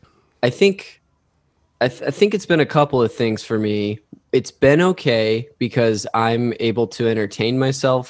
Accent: Modesto, California, United States; My family's from St. Louis. I'm from Modesto, California, up north

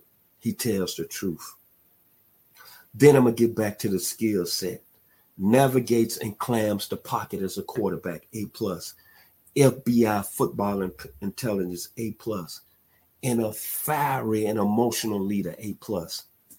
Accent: Memphis, Tennessee, United States; my hometown, the 901 Memphis, Tennessee, from the hood.

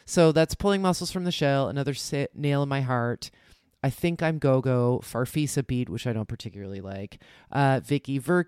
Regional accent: New Jersey, United States; accent: Jersey; Anyway, listen to my Jersey accent now coming out, which I did not have when I was a kid.

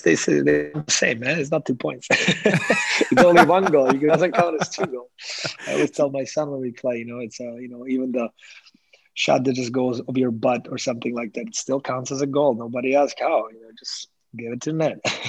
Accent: Slovakia; English is a second language; moved away

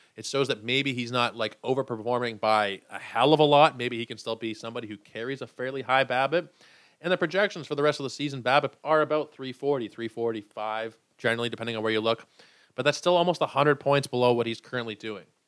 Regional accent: Canada; I am a Canadian.

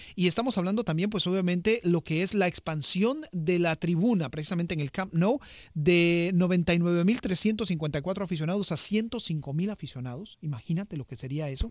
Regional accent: Costa Rica; yo como costarricense

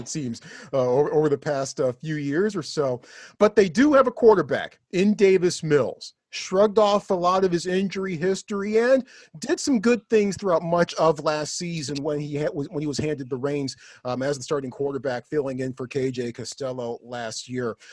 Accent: United States; I'm an American

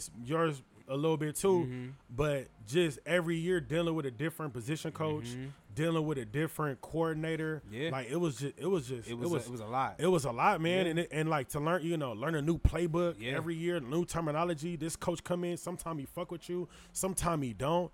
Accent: California, United States; I'm from Cali.

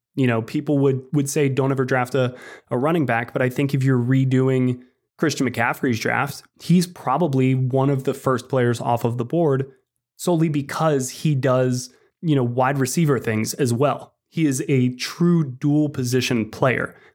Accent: Atlanta, Georgia, United States; I grew up in Atlanta.

